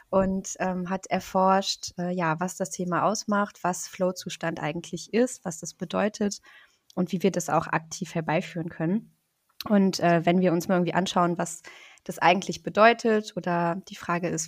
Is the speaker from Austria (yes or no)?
no; Rostock, Mecklenburg-Vorpommern, Germany; Ich komme aus Rostock, also aus Deutschland, ähm, von der Ostseeküste.